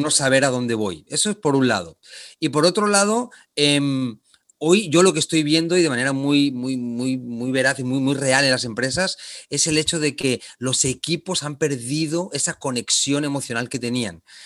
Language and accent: Spanish; Barcelona, Catalonia, Spain; moved away as an adult; also born or lived in Argentina / Japan; now in Panama; yo soy originario de Barcelona, de España